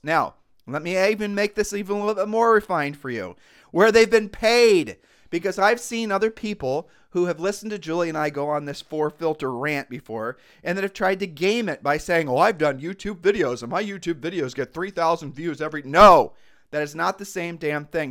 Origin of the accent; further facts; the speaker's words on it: Ohio, United States; we're just from Ohio